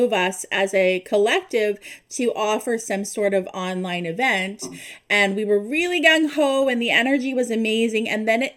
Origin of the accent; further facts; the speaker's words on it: East Coast, Canada; moved away as an adult; now in Ontario, Canada; We currently live in Ontario, but we are from the East Coast.